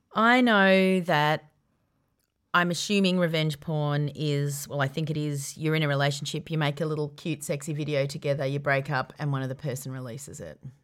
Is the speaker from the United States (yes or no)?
no; Yarra Valley, Victoria, Australia; Growing up in the Yarra Valley